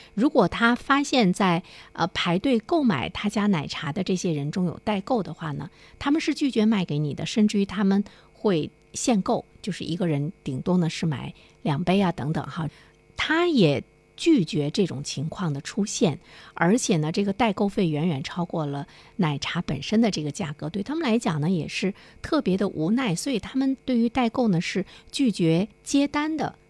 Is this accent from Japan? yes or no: no; China; 我们中国人已经很习惯排队了